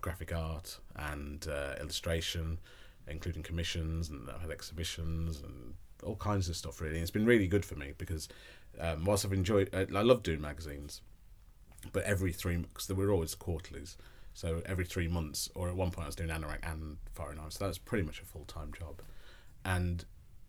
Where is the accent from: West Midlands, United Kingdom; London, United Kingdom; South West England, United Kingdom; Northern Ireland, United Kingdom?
West Midlands, United Kingdom; Tamworth; I'm from Tamworth in the Midlands.